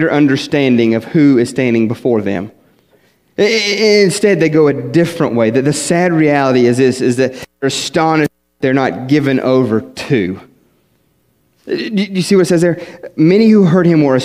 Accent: West Virginia, United States; moved away; I was from West Virginia

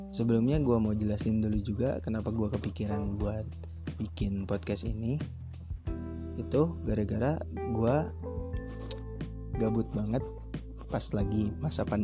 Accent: Kuningan, West Java, Indonesia; gara-gara corona kan pulang gitu ke asal daerah gue gitu kan gue orang kuningan nah gue pulang

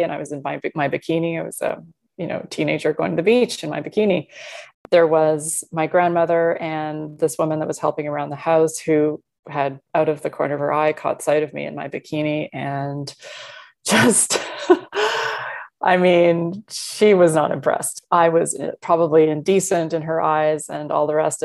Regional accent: Canada; Being Canadian and from two cultural backgrounds

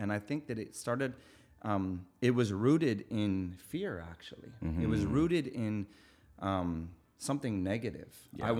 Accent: Winnipeg, Manitoba, Canada; We lived in a biker clubhouse growing up in Winnipeg, Manitoba.

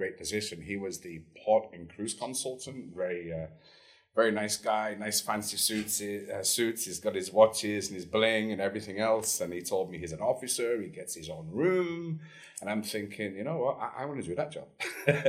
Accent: Lake District, North West England, United Kingdom; moved away as an adult; also born or lived in Canada; now in La Paz, Mexico; From a place called the Lake District in England. It's about an hour north of Manchester. That's where I grew up.

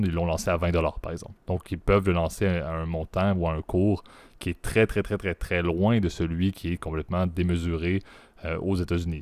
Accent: Canada; en tant que Canadien

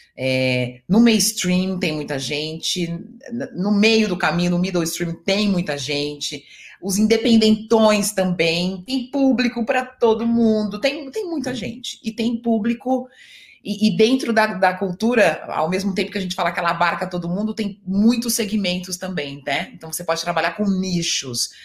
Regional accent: São Paulo, Brazil; eu sou é, de Itaquera, da Zona Leste, e aí eu fui estudar em Perdizes

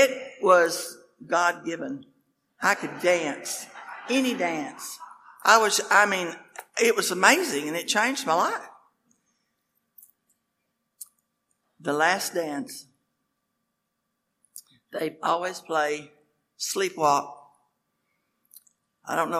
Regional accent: Lubbock, Texas, United States; also born or lived in Oklahoma; I was born in Lubbock, Texas

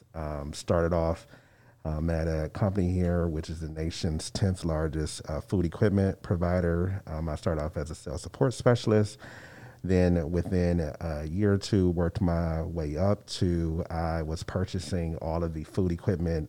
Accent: Cleveland, Ohio, United States; also born or lived in Grand Rapids, Michigan; now in Kalamazoo, United States; born and raised in Cleveland, Ohio

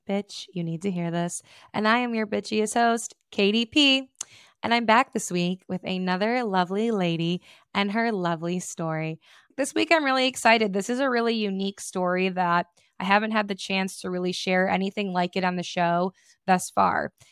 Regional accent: Detroit, Michigan, United States; growing up in the Metro Detroit area

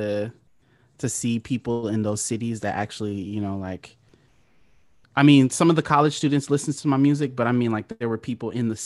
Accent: Oceanside, California, United States; I'm from San Diego, California. So I grew up it's not a small city, but it's like it's part of San Diego County called Oceanside, California

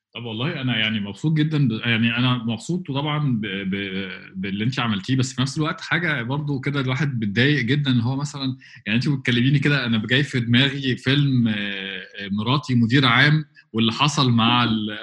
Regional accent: Egypt; عندنا في مصر

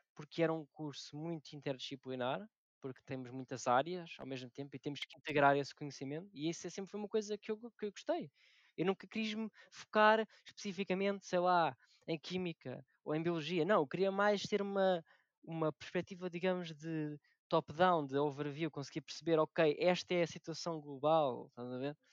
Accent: Alcoentre, Lisbon, Portugal; moved away as an adult; now in Monte da Caparica, Portugal; sou de Alcoentre, que é uma pequena vila que deveria ser uma aldeia no distrito de Lisboa

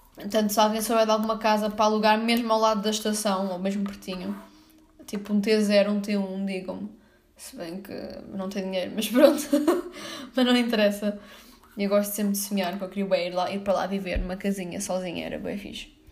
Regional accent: São João do Estoril, Lisbon, Portugal; now in Sintra, Portugal; Eu nasci e cresci em São João do Estoril

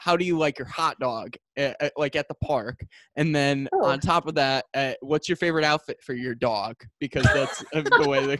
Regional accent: Rockford, Illinois, United States; I grew up in Rockford.

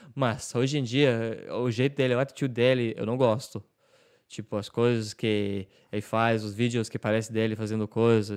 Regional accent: Ireland; Portuguese is a second language

